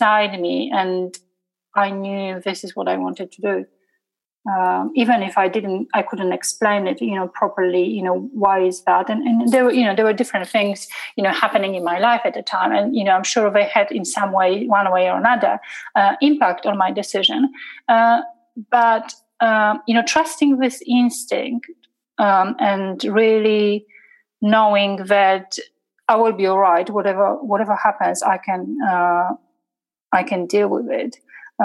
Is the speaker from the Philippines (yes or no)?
no; Poland; English is a second language; moved away as an adult; now in England; I'm coming from a very Catholic, 98% of Polish people are Catholic and they go to, church on Sunday